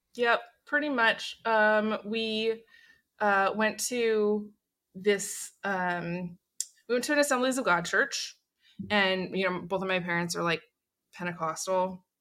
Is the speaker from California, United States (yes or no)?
no; Portland, Oregon, United States; I was born and raised in Portland, Oregon